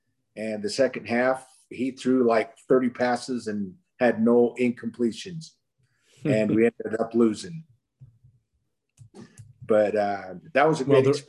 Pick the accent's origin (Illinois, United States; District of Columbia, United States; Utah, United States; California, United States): Utah, United States; Fielding; I grew up in Fielding, Utah, went to Bear River High School up in the northern part of Utah. While I was there, played football and wrestled. And we grew up on a farm.